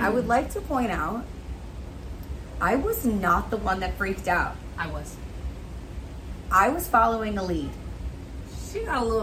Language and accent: English; New Jersey, United States; I'm from New Jersey.